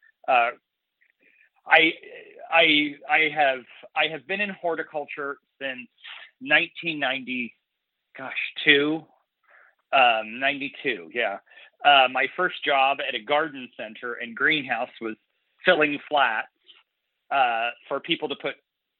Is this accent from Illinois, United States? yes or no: yes; central Illinois, United States; moved away as an adult; now in San Diego, United States; my hometown in central Illinois to San Diego, California